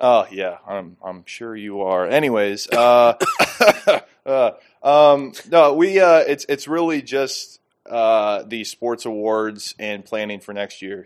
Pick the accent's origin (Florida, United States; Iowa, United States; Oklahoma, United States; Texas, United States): Iowa, United States; moved away; I'm from Iowa